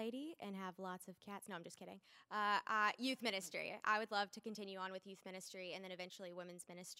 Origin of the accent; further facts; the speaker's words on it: Memphis, Tennessee, United States; I'm 24, and I'm from Memphis, Tennessee.